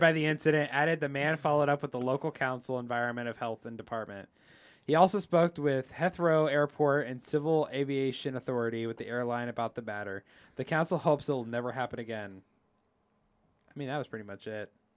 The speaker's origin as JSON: {"language": "English", "country": "United States", "said": "we're from America"}